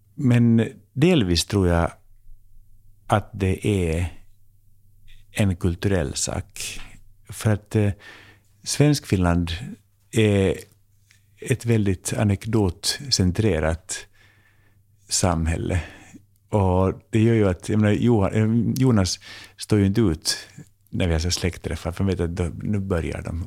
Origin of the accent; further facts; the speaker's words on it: Finland; now in Sweden; jag är så här finlandssvensk